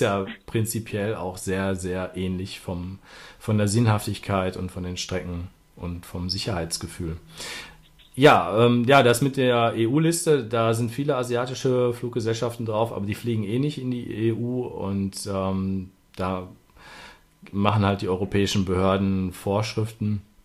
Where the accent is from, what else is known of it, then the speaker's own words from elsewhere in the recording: Ruhr area, North Rhine-Westphalia, Germany; Das ist ja Ruhrgebiet, da komme ich ja auch her